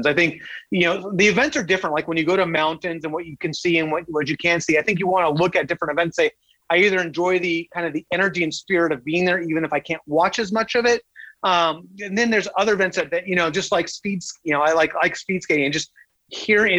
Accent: Southern California, United States; I grew up in Southern California. I'm a Southern California kid, warm weather my entire life

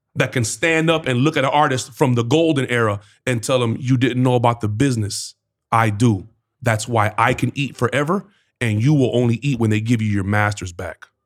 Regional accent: Georgia, United States; I'm from George

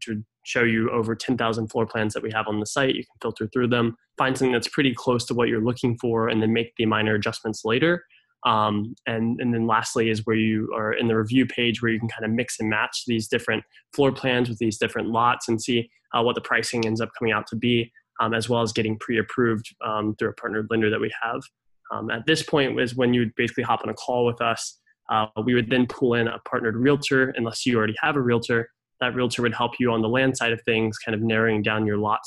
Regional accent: Raleigh, North Carolina, United States; I'm originally from Raleigh, Durham

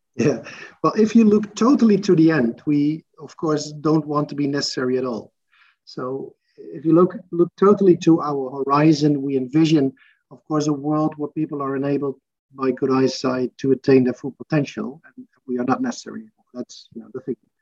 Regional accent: Arnhem, Gelderland, Netherlands; also born or lived in Maastricht, Netherlands; I was born in Arnhem uh, in the Netherlands

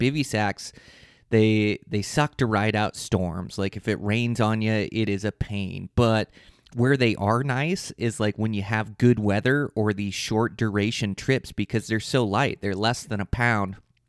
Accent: Montana, United States; I planned a trip the last week of bow season, my home state of Montana.

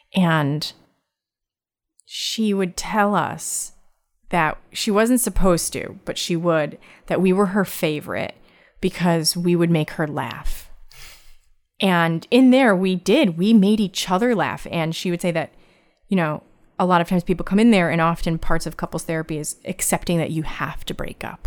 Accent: Connecticut, United States; I'm from Connecticut

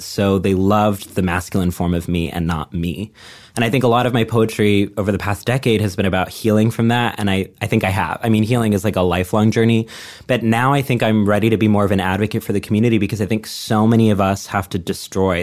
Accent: Texas, United States; moved away; I grew up in a small town in Texas

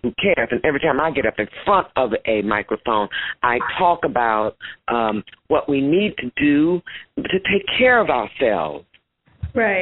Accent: St. Louis, Missouri, United States; I'm from St. Louis

